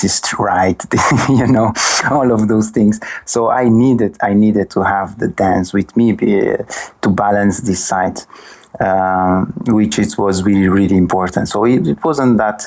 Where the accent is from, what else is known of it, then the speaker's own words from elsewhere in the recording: Sal, Cape Verde; moved away as an adult; also born or lived in London, United Kingdom; now in Lisbon, Portugal; I'm from Cabo Verde. I burn in Cape Verde, in Sal, precisely